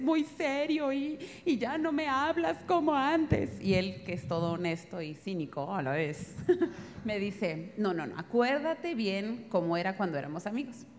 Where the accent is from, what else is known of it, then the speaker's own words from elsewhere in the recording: northern Mexico, Mexico; moved away; Yo como soy norteña